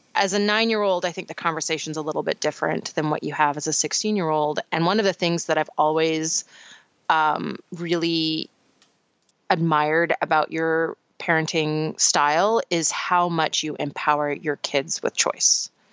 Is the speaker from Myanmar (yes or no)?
no; Canada; moved away; my home country